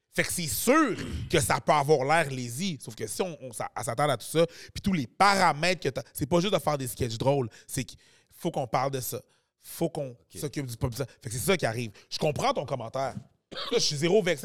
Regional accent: Quebec, Canada; le Québec, c'est quand même là que je suis né, puis je suis quand même québécois à la fin de la journée. Je suis québécois, je suis haïtien

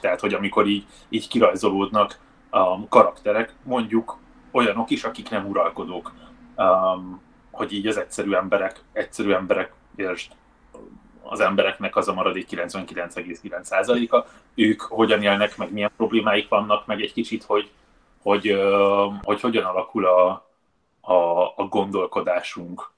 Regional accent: Budapest, Hungary; ahol felnőttem, Baros Gábor telepez Budának a déli része

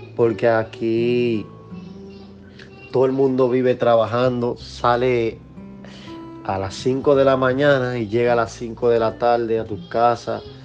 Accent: Dominican Republic; moved away as an adult; now in United States; la comida dominicana, donde yo nací, donde yo crecí, donde yo disfruté la gran parte de mi juventud

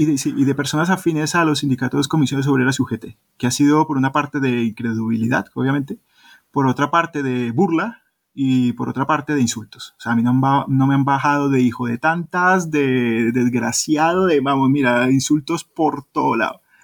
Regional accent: Colombia; now in Spain; soy de Colombia, que no soy de Perú

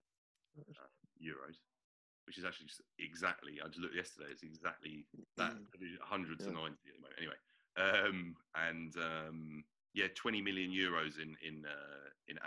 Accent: London, United Kingdom; I'm also from South London, not too far away from where I'm from

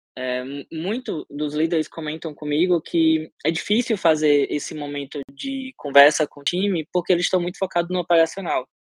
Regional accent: Sergipe, Brazil; eu sou sergipano, de origem

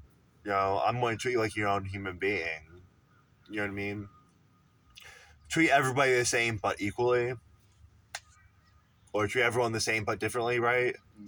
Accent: Canada; I love them, even though I'm Canadian as well, and I hate myself.

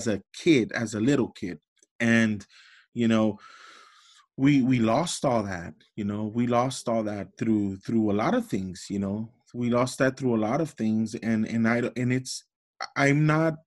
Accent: Los Angeles, California, United States; I grew up in Los Angeles in the projects.

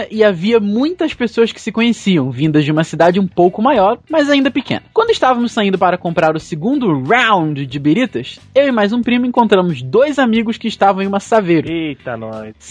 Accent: Cachoeiro de Itapemirim, Espírito Santo, Brazil; provenientes de outra cidade de qual importância conhecida por Cachoeiro de Itapemirim, minha terra natal.

